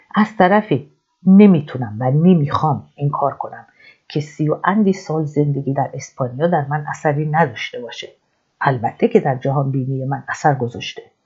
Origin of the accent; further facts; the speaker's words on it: Iran; now in Madrid, Spain; از مادرید میام ولی ایرانی هستم